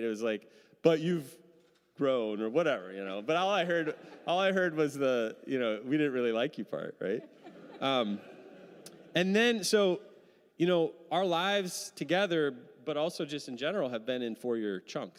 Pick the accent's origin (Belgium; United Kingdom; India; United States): United States; Midwest; now in Seattle, United States; I'm from the Midwest